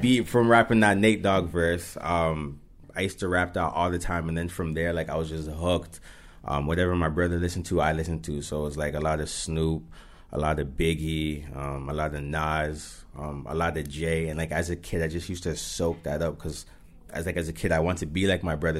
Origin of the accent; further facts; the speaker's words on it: Mississauga, Ontario, Canada; as we grew up, it's like, yeah, I'm from Saga